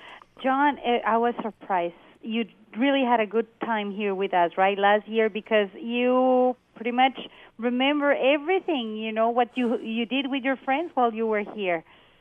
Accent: Loreto, Baja California Sur, Mexico; so you can learn more about Loreto, my hometown

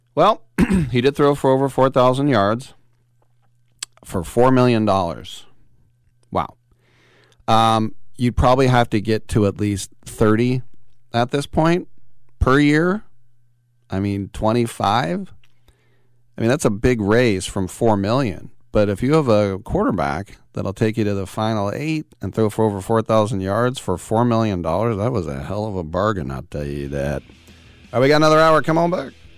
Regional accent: Richmond, California, United States; I'm from lovely Richmond, California

